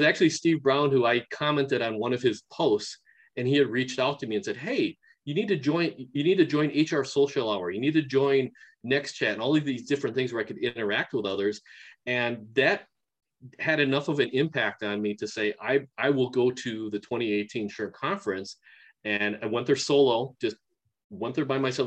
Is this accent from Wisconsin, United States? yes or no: yes; Milwaukee, Wisconsin, United States; also born or lived in Japan; now in Madison, United States; I was actually born in Japan and at three months old came over to the states and then for about the next 40 years or so uh, my life uh, growing up and living was um, right outside of milwaukee wisconsin